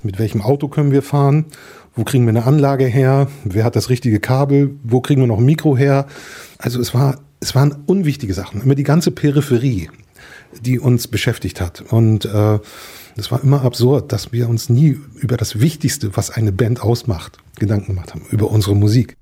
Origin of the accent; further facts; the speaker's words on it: Mecklenburg-Vorpommern, Germany; Meine Heimat ist das wunderschöne Mecklenburg, und sie liegt in der Vergangenheit